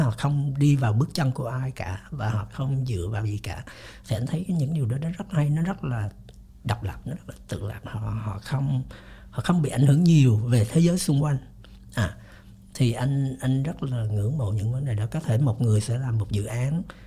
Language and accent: Vietnamese; Vietnam; moved away; also born or lived in United States; mình đi lâu quá mình mặc dù mình là gốc Việt nhưng sống bên Mỹ rồi thì mình nó khác